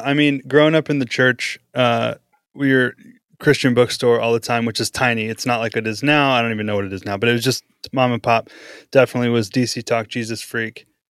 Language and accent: English; Powderly, Texas, United States; now in Oklahoma City, United States; I lived in Texas for, uh, eight years growing up. The growing up years were in Texas.